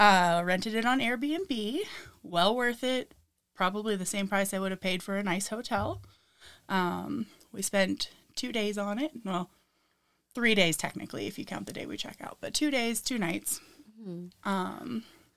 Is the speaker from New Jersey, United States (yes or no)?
no; Lincoln City, Oregon, United States; also born or lived in Washington; I grew up in like Lincoln City on the Oregon coast. And so it's very different from the Washington coast.